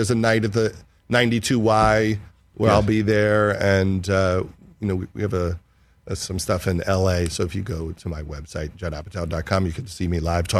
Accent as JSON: {"language": "English", "region": "New York", "country": "United States", "said": "But it was incredible to meet him because I'm a New Yorker and it was the first time I met him."}